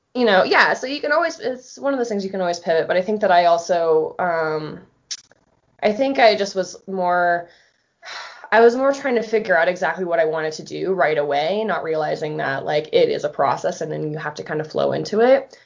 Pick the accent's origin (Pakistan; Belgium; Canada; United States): United States; Florida; born or raised there; moved away as an adult; now in Colorado, United States